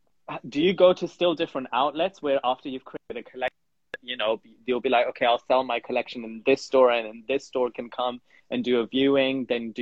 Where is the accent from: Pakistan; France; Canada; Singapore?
Pakistan; Punjab; I'm from the Pakistan side of Punjab.